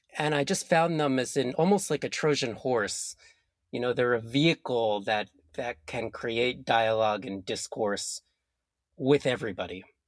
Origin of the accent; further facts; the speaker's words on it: New Jersey, United States; I grew up in New Jersey in the US, and the river that flowed through my town was called the Passaic River